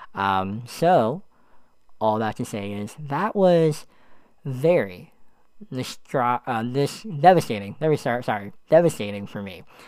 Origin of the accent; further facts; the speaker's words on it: Allentown, Pennsylvania, United States; moved away as an adult; also born or lived in Florida; My hometown is Allentown, Pennsylvania